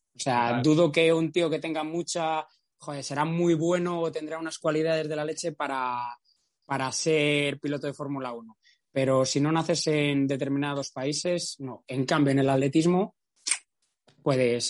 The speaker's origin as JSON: {"language": "Spanish", "area": "Valladolid", "region": "Castile and León", "country": "Spain", "tie": "born or raised there", "said": "Yo no hice nada para nacer en Valladolid, pero nací en Valladolid, que es la provincia más plana de, toda España. Nuestro máximo desnivel no llega a 200 metros"}